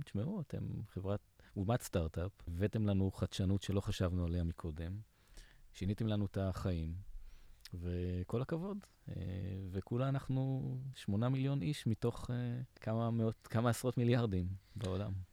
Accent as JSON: {"language": "Hebrew", "country": "Israel"}